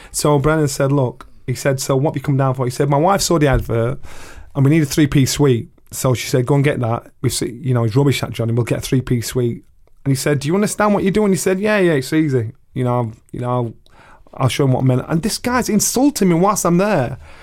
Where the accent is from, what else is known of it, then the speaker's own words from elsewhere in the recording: Sheffield, Yorkshire and the Humber, United Kingdom; I boxed for the world title in my hometown in Sheffield